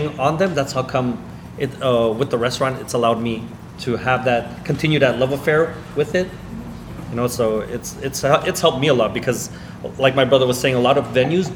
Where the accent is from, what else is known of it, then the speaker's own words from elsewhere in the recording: Montreal, Quebec, Canada; I'm from Montreal.